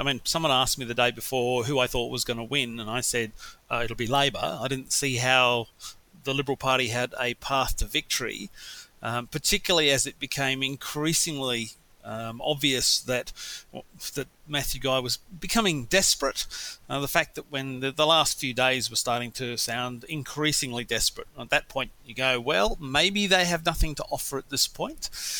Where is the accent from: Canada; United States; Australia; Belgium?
Australia; Western Australia; moved away; Albeit, you know, I grew up in Western Australia, which didn't have many railway lines, and where it did, there was only a limited number of level crossings left.